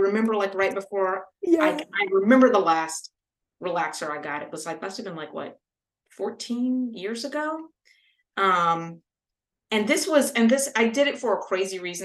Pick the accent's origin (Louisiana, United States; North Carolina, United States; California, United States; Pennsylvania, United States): Louisiana, United States; I grew up in Louisiana